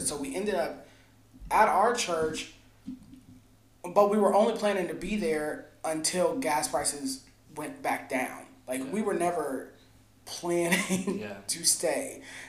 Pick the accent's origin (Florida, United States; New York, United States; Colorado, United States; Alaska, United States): Alaska, United States; born there; I was born in Alaska.